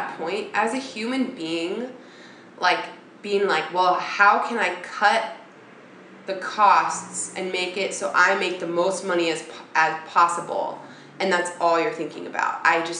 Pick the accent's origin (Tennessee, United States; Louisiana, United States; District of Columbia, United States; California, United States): California, United States; Bay Area; now in New York, United States; I'm from the Bay Area.